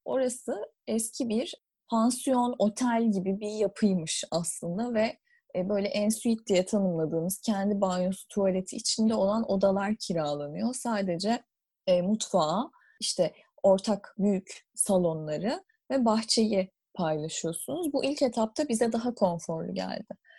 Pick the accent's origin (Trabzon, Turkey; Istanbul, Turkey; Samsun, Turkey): Istanbul, Turkey; moved away as an adult; now in London, United Kingdom; ikimiz de İstanbul'da doğup büyüdük ve İstanbul'da okuduk üniversiteyi.